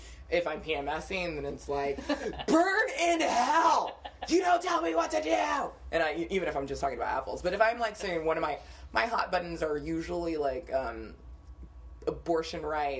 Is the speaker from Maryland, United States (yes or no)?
no; the Valley, California, United States; I grew up in the Valley. We have a lot of Koreans.